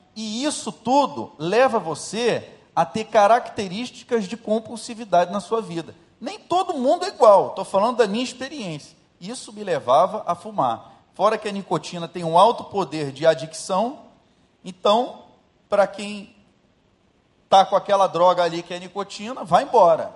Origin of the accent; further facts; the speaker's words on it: Rio de Janeiro, Brazil; eu saí de Jacarepaguá